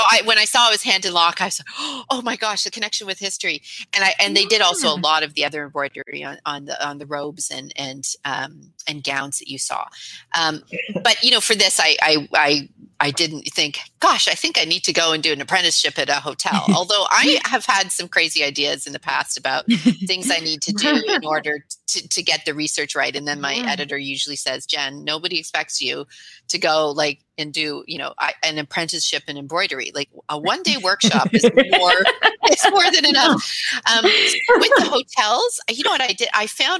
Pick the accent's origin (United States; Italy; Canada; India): Canada; even though as a Canadian, the king is the head of state for us here.